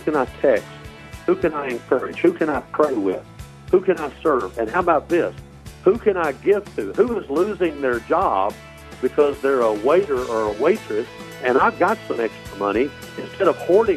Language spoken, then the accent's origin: English; Dyersburg, Tennessee, United States; also born or lived in Corinth, Mississippi; We moved there away from there when I was about 3 or 4 years old to Dyersburg, Tennessee. That's where I grew up. I went K through 12 at Dyersburg